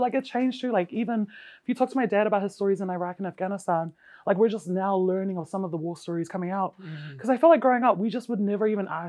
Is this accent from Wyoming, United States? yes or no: no; Hawaii, United States; born there; So I was born in Hawaii.